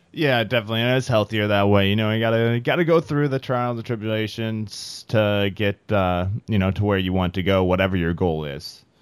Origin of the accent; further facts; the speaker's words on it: Midwest, United States; now in Bay Area, California, United States; I'm from the Midwest